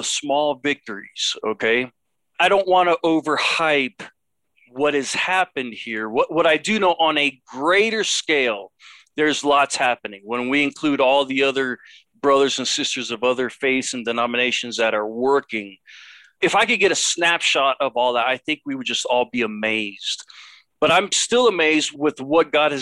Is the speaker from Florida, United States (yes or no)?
yes; Miami, Florida, United States; moved away as an adult; also born or lived in Los Angeles, California; now in Mexico City, Mexico; I was born in Los Angeles. I was raised in Miami.